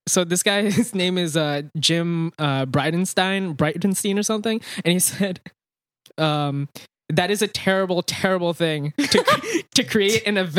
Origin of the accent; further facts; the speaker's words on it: India; now in United States; I was born in India.